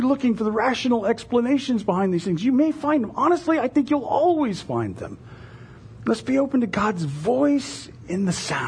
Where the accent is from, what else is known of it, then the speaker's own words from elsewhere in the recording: United States; as American evangelical Christians